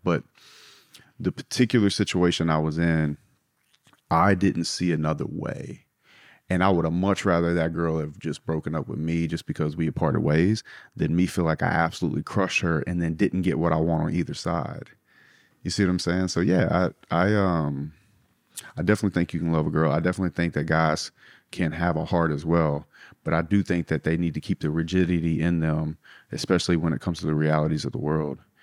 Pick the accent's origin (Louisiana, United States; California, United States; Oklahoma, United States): Louisiana, United States; South; I grew up in South Louisiana